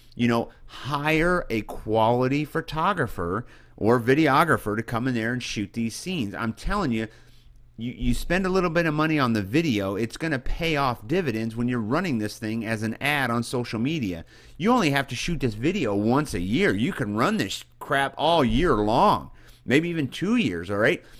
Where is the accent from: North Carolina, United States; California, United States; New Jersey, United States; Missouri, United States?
Missouri, United States; central; moved away; I come from a small town in central Missouri